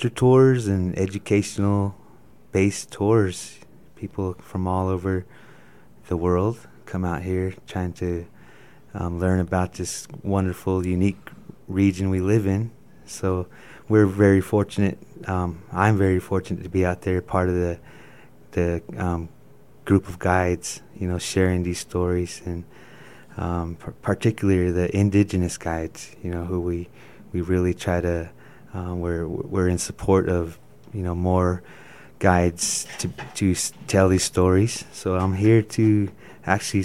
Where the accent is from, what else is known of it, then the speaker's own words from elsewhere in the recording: Kayenta, Arizona, United States; now in Blanding, United States; I'm from Kayenta, Arizona. Mm-hmm. So that's where I grew up. And I currently live in Blanding